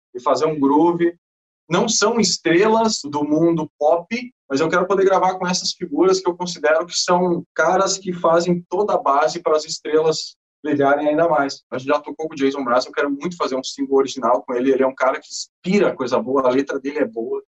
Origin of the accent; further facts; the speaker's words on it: Brazil; o Overdrive é do Brasil com maior orgulho, somos brasileiros